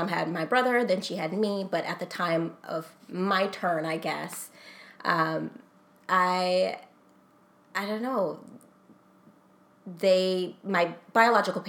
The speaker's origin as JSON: {"language": "English", "region": "Minnesota", "country": "United States", "tie": "born or raised there", "also_born_or_lived": "Texas"}